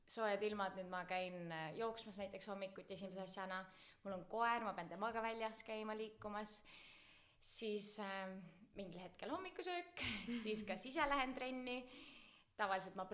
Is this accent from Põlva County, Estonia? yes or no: yes; Räpina, Põlva County, Estonia; now in Tartu, Estonia; kust ma tulen, ma olen tegelikult siit Tartu lähedalt või noh, Põlvamaalt pärit